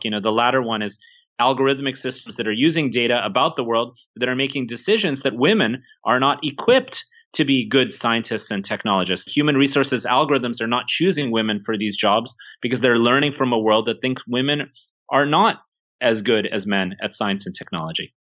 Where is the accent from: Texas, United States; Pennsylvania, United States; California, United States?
California, United States; Silicon Valley; I'm from Silicon Valley myself